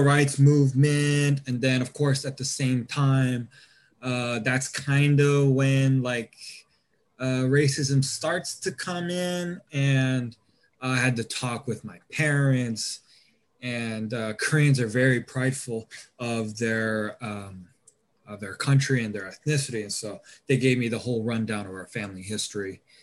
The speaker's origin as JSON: {"language": "English", "region": "Georgia", "country": "United States", "tie": "born or raised there", "also_born_or_lived": "California", "said": "I moved over from California to Georgia"}